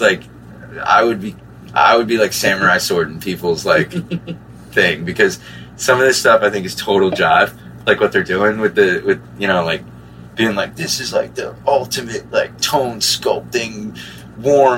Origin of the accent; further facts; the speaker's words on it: New Jersey, United States; I'm from New Jersey